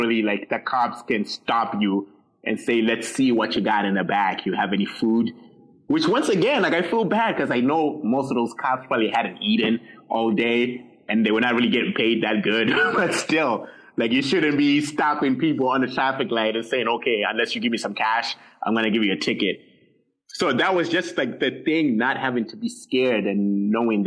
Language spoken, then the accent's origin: English; Zimbabwe; English is a second language; now in Canada